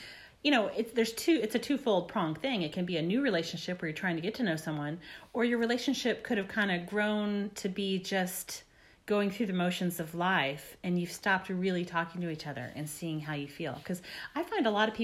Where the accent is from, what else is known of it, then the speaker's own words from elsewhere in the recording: Texas, United States; I'm from Texas